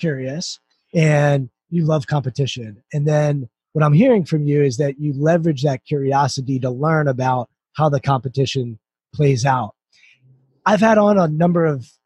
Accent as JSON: {"language": "English", "country": "United States", "tie": "born or raised there", "said": "I grew up right outside Washington, D.C."}